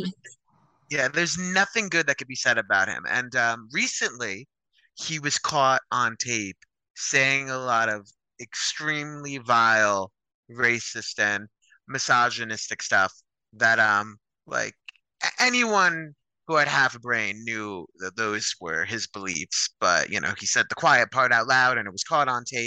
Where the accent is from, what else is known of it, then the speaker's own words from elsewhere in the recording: Clark, New Jersey, United States; I'm from a town called Clark, New Jersey